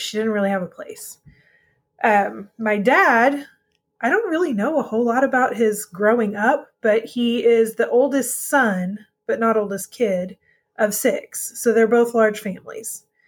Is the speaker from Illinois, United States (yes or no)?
no; Texas, United States; grew up in Texas with my mom